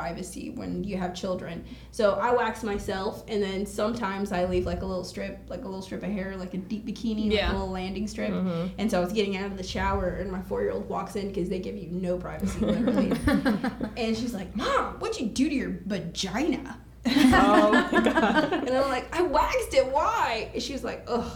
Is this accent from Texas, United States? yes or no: yes; Texas, United States; I'm from Texas